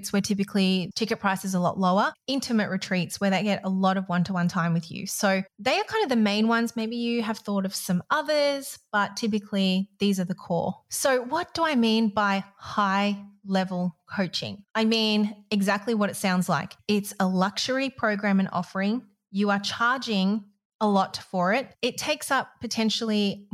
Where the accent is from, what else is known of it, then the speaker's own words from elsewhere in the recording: Malaysia; I grew up in Malaysia